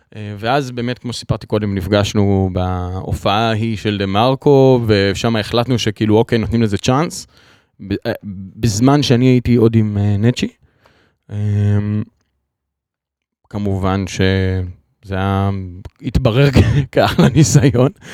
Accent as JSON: {"language": "Hebrew", "town": "Kfar Truman", "region": "Central District", "country": "Israel", "moved": "yes", "lives_now": "Ramat Gan, Israel", "said": "אני במקור מכפר טרומן. במושב"}